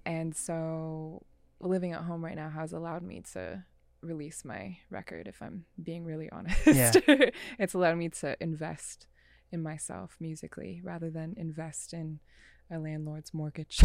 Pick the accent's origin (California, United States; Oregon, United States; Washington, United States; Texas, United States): Washington, United States; Renton; accent: Seattle; also born or lived in New York; growing up in Renton